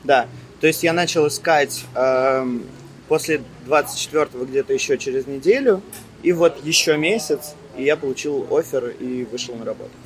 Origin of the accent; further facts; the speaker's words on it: Russia; moved away as an adult; also born or lived in Germany; now in Cyprus; Я планировал уезжать из России